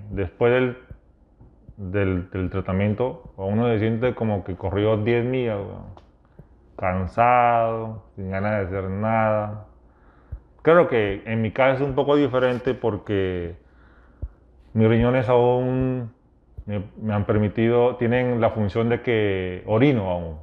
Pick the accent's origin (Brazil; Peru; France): Peru; moved away; yo vengo de Perú